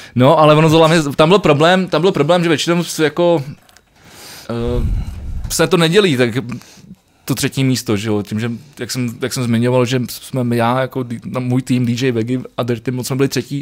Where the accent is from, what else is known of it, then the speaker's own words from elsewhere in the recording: Mladá Vožice, South Bohemian Region, Czechia; když jsem mal jako malý ve Vožici a- Malá Vožice, dneska poprvé, jsem, jsem chodil koledovat